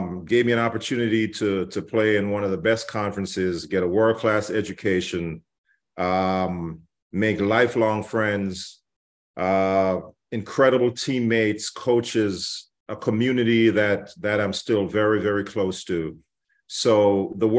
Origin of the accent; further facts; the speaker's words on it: Jamaica; moved away as an adult; Growing up in Jamaica